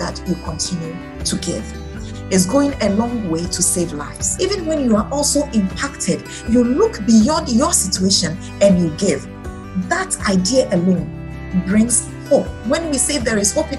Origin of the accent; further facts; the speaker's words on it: Ghana; I'm from Ghana